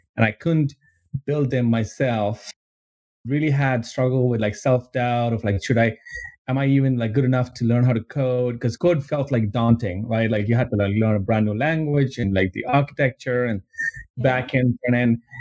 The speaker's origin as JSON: {"language": "English", "country": "India", "tie": "born or raised there", "moved": "as an adult", "said": "I grew up in India and I, I grew up like I was, I was there until I was 21"}